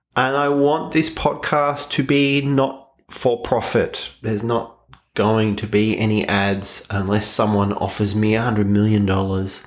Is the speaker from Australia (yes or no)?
yes; Australia; I am Australian